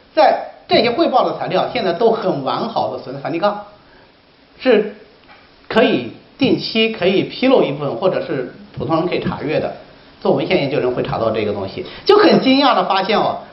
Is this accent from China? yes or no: yes; China; 我们中国人